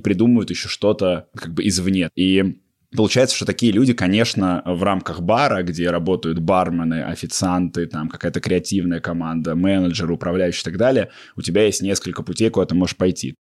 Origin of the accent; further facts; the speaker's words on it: Russia; moved away as an adult; also born or lived in Toronto, Canada; я из России, я жил еще в Торонто